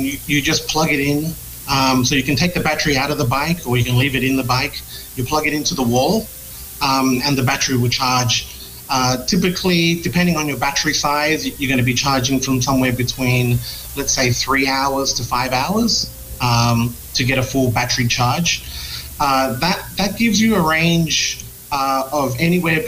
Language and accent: English; Australia; moved away as an adult; now in Philippines; I'm from Australia